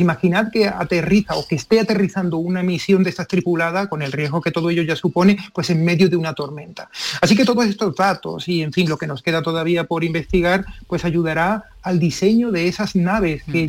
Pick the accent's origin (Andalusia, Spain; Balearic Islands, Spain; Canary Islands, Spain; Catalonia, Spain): Andalusia, Spain; Seville; soy de Sevilla